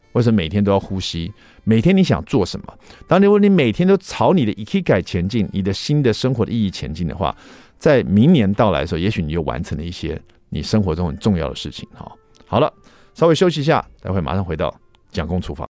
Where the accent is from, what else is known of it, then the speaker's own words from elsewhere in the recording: Taiwan; 我们台湾人